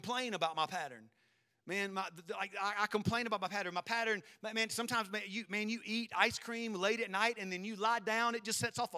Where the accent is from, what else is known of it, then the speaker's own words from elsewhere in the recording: South Carolina, United States; I'm from South Carolina, so we say caramel